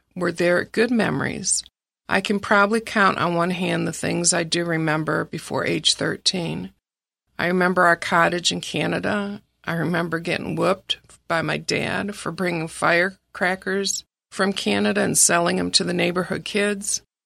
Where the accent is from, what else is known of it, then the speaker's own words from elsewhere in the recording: Ferndale, Michigan, United States; I was raised in Ferndale, Michigan, which is a suburb of Detroit